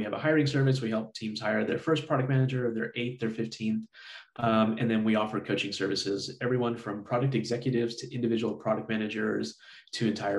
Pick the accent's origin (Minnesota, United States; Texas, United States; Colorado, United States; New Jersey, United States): Texas, United States; also born or lived in Michigan; I grew up down here in Texas, went to college at UT Austin